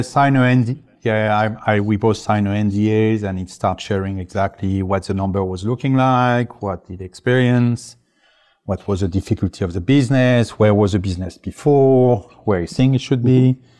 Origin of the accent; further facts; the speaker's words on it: France; English is a second language; now in United States; I'm originally French, uh, English is not my first language